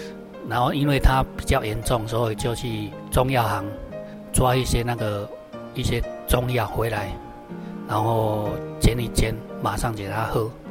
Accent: Dongshan, Taiwan; 从小到大的话，我们乡下的地方哦，真的很淳朴啊，很少有遇到那种基督徒。我们是住在那个东山乡

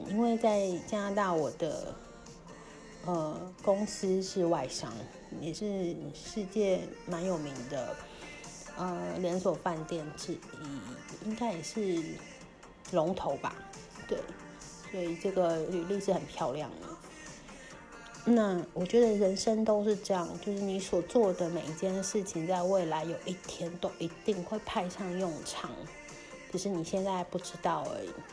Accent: Kaohsiung, Taiwan; moved away as an adult; 高雄我的家乡是一个台湾偏二点五最严重的地方，所以我就算后来搬回高雄

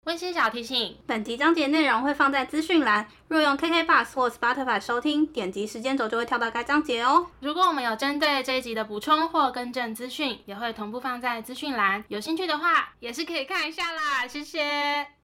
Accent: Taiwan; 我说台湾来的

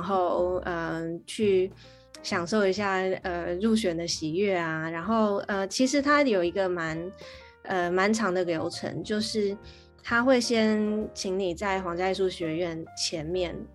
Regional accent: Taiwan; first language Chinese; moved away as an adult; also born or lived in Canada; now in London, United Kingdom; 在回台湾又要开始念书的时候

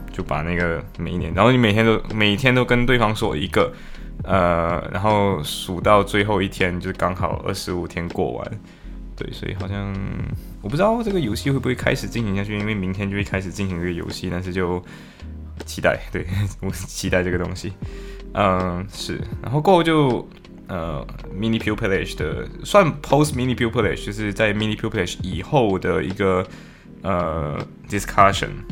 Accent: Malaysia; moved away as an adult; now in Liverpool, United Kingdom; 我是马来西亚人

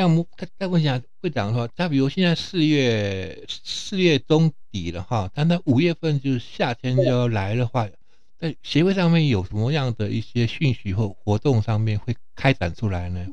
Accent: Taiwan; 我们台湾

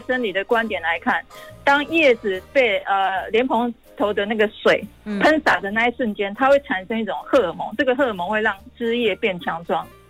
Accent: Taiwan; moved away as an adult; also born or lived in Japan; 我其实刚开始在台湾，我并不是读园艺系

